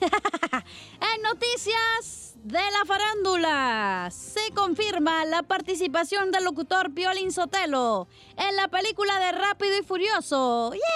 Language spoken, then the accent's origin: Spanish; California, United States; yo soy de California